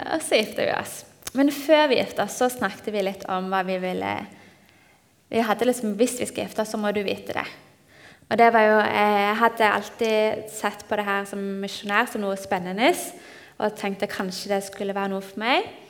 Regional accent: Nærbø, Rogaland, Norway; moved away as an adult; now in Peru; Jeg er fra Nærbø. Vokste opp i NLM med far som jobber på Tryggheim

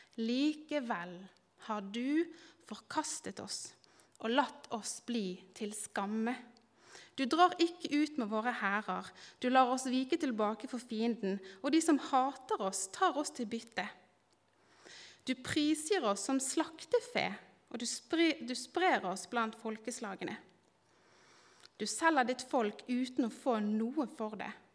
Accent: Bergen, Vestland, Norway; moved away as an adult; now in Kristiansand, Norway; er jeg bergenser. Eh, har bodd ti år snart i Kristiansand.

